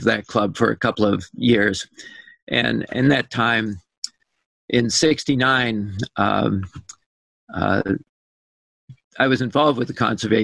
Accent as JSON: {"language": "English", "region": "Southern California", "country": "United States", "tie": "born or raised there", "also_born_or_lived": "Arcata, California", "said": "I grew up in Southern California, did a lot of camping"}